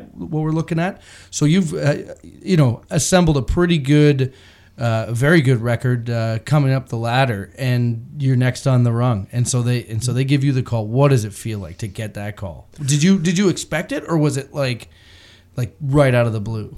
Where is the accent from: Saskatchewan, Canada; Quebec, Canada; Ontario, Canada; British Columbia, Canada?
Ontario, Canada; Bracebridge; I grew up in Bracebridge